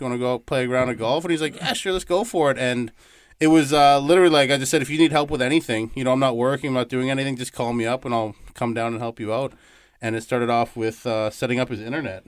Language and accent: English; Toronto, Ontario, Canada; moved away as an adult; now in Winnipeg, Canada; I was uh, born and raised in Canada, uh, Toronto, Ontario